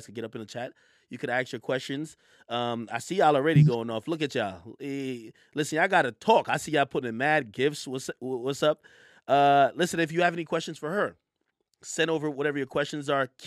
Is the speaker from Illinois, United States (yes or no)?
no; New York, United States; I'm in LA right now, right? I'm really from New York.